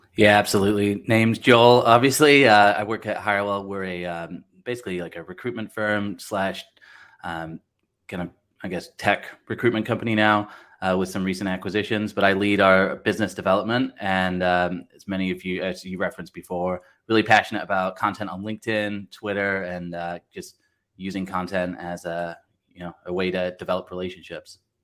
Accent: Blackpool, North West England, United Kingdom; also born or lived in Southern California, United States; now in Wisconsin, United States; I'm actually originally from Blackpool in England. Live in uh, Wisconsin now uh, in the U.S. and then uh, lived in like Southern California as well.

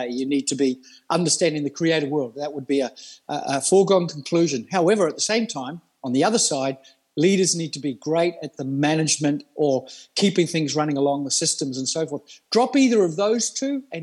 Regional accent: Australia; moved away as an adult; also born or lived in New Zealand / Melbourne, Australia; now in Denmark; born in New Zealand, moved to Australia. I class myself as an Australian very early in life

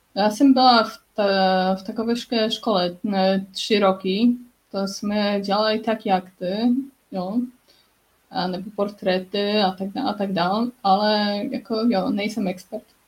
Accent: Poznań, Greater Poland, Poland; first language Polish; Czech is a second language; moved away as an adult; also born or lived in Canada / Finland / France; já bydlím, bydlím v, v Polsku, v Poznaní, kde, kde jsem se narodila, ale taky jsem žila jako deset let v zahraničí.

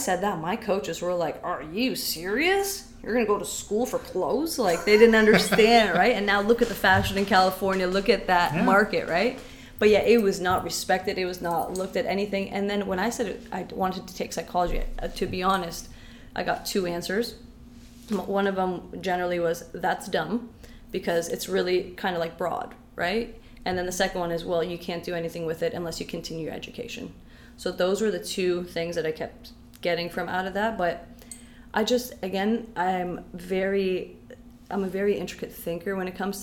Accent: London, Ontario, Canada; English is a second language; also born or lived in Syria / Windsor, Ontario; I grew up in London

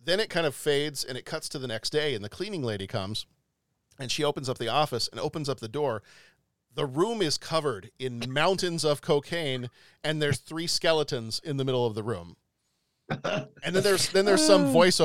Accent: Texas, United States; now in Chicago, United States; we're originally from Texas

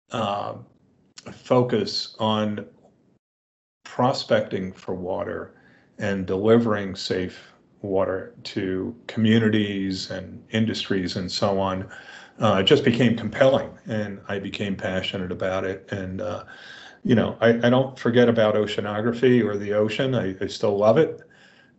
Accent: New York City, New York, United States; I grew up in New York City

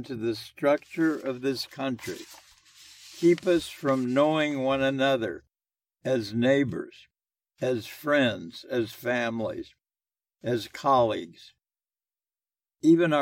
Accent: Indianapolis, Indiana, United States; moved away as an adult; also born or lived in New York / Boston / Los Angeles / Miami; I was growing up in Indianapolis from 1932 to 1950.

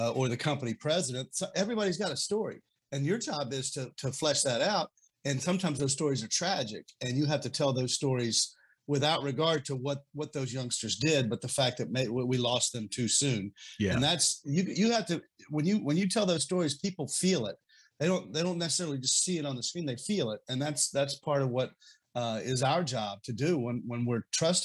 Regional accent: Beckley, West Virginia, United States; I was born in Beckley

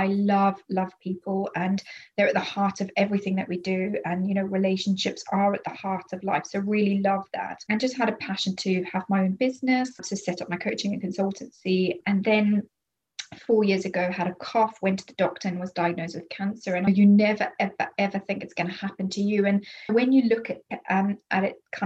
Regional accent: Zimbabwe; moved away; I'm from Zimbabwe originally. That's where I was born.

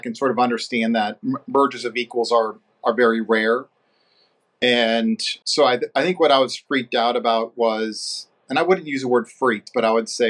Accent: St. Louis, Missouri, United States; moved away as an adult; also born or lived in Ohio / New York / Florida; now in Atlanta, United States; I'm originally from St. Louis, Missouri, so in the Midwest.

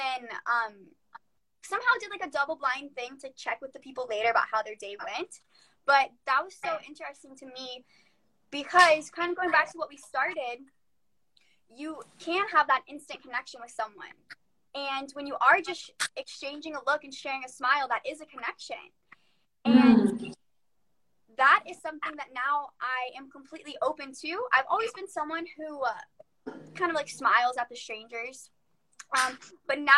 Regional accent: Florida, United States; I am not Hispanic, but I am from Florida

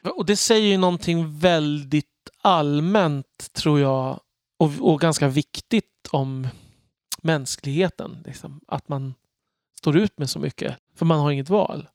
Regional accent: Örby, Sweden; moved away; var jag i Örby där jag växte upp

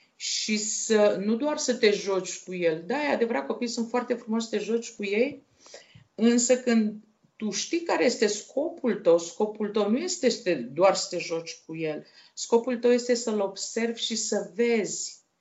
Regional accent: Iași, Iași County, Romania; also born or lived in Maglavit, Dolj County, Romania; au decis să se despartă și să mă încredințeze unei case de copii din uh, Iași, la școala specială pentru fete

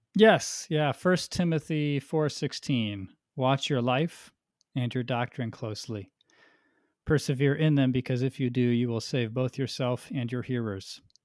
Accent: United States; as an American

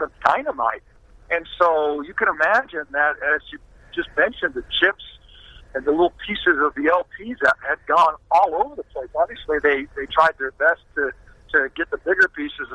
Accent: San Diego, California, United States

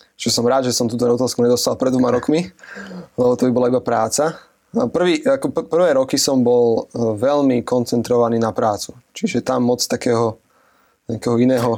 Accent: Piešťany, Trnava Region, Slovakia; also born or lived in United States; ja som z Piešťan

